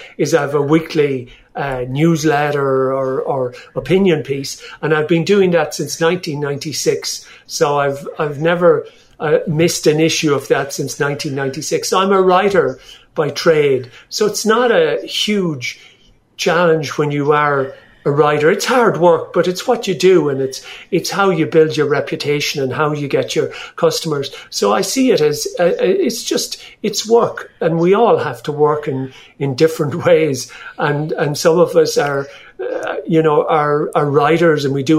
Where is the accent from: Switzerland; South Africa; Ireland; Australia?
Ireland; I'm Irish.